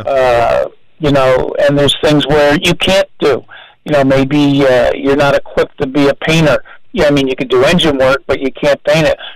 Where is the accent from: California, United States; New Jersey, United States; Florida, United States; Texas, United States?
New Jersey, United States; New Brunswick; I grew up in New Brunswick, New Jersey